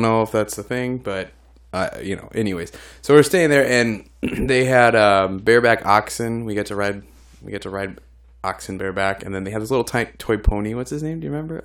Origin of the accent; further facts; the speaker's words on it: Illinois, United States; I'm from Illinois